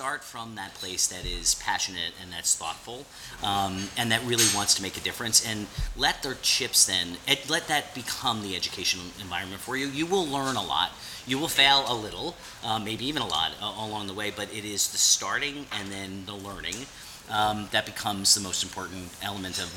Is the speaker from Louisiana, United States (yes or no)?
no; born in the Bronx, New York, United States; moved away as an adult; now in Washington, D.C., United States; I'm a kid from New York, right? So, and I'm, you know, born in the Bronx, raised just north.